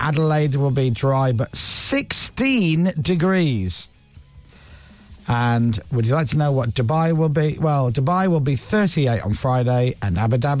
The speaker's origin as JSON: {"language": "English", "town": "Leeds", "region": "Yorkshire and the Humber", "country": "United Kingdom", "said": "I'm from Leeds and lived a lot of my life in Leeds, which when you watch a lot of the media is referred to as the North."}